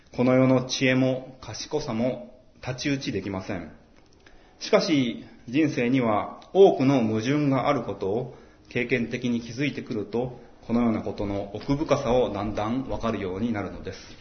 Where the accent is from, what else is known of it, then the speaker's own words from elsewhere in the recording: Maebashi, Gunma, Japan; now in Tokyo, Japan; 前橋って盆地ですごく暑くなりやすくって